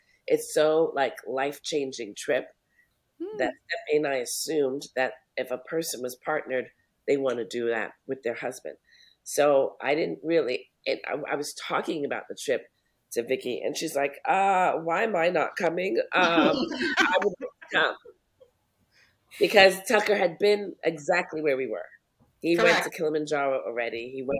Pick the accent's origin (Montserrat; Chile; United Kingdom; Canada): Montserrat; because I'm from Montserrat, I think I really have a sense of Montserrat being my homeland